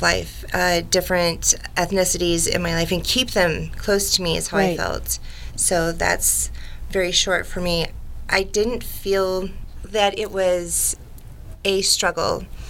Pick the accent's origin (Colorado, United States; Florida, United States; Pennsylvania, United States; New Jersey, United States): Colorado, United States; also born or lived in Los Angeles, California; I'm 45. I came from Colorado. I went to LA, California for quite a while. And then I came back to Colorado.